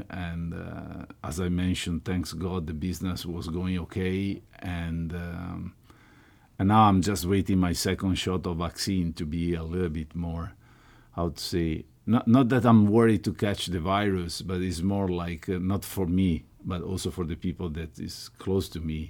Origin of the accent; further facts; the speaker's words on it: Venice, Veneto, Italy; English is a second language; I was from Murano